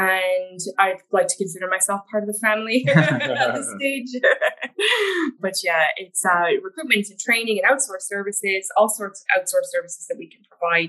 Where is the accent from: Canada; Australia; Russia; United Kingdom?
Canada; now in Ireland; but I'm from Canada originally.